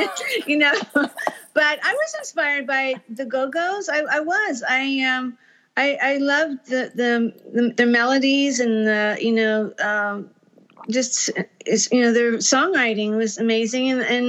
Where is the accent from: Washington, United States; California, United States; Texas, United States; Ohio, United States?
Texas, United States; well, when I came from Texas, I had rejected all country music, and basically because my mom was in …'s fan club